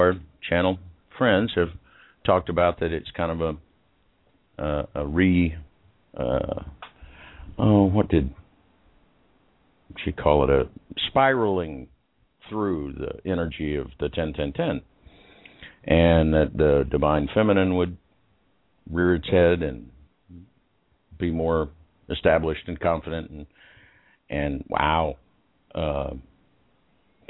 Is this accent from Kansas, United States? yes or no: yes; Liberal, Kansas, United States; I was born in Liberal, Kansas. So that's liberal there. To very conservative parents. Very conservative town, actually, Liberal, Kansas